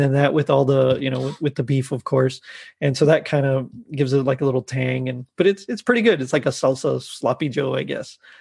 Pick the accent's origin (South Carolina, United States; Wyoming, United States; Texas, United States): Texas, United States; I'm from Texas